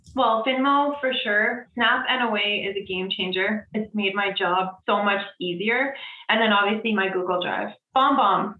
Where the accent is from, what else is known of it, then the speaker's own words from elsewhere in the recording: Edmonton, Alberta, Canada; I am from Edmonton, Alberta